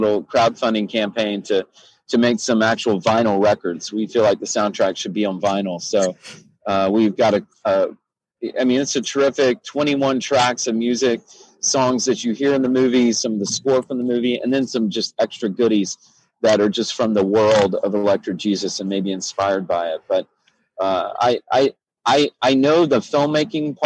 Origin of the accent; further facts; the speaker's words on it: South Carolina, United States; also born or lived in Tennessee; I was born in Tennessee, but I grew up in South Carolina